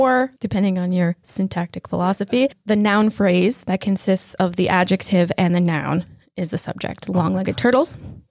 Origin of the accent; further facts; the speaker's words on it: Wisconsin, United States; and Tanner and I grew up in Wisconsin.